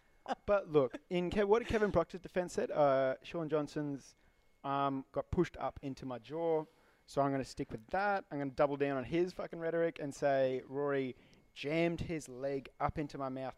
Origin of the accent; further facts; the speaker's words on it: Zimbabwe; I'm from Zimbabwe